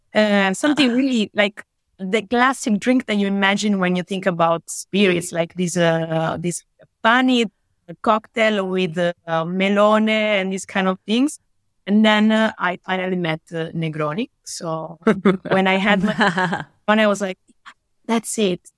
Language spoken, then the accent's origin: English; Italy; I'm from Italy. I live and work in Italy